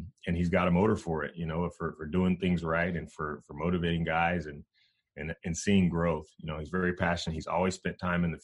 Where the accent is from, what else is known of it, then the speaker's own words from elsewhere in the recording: Sacramento, California, United States; also born or lived in Bakersfield, California / Fresno, California; we were raised by my mom up in Sacramento for the most part. And then around seventh grade, we ended up going back to Bakersfield